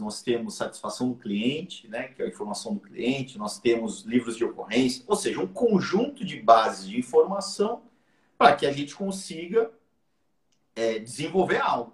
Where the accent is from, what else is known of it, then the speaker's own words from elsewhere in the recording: Santos, São Paulo, Brazil; now in Portugal; o Jabaquara é um time que todo mundo torce lá na minha região, em Santos